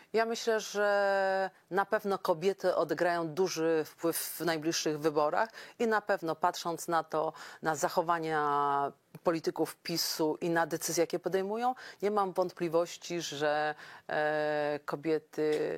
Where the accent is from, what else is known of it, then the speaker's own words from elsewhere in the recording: Podkarpacie, Subcarpathian Voivodeship, Poland; u nas na Podkarpaciu